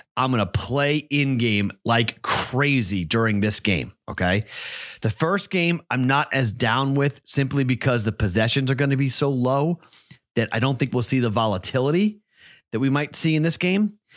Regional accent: Boston, Massachusetts, United States; I'm from Boston

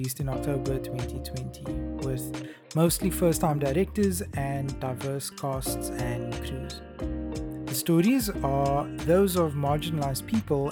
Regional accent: South Africa; as South Africans

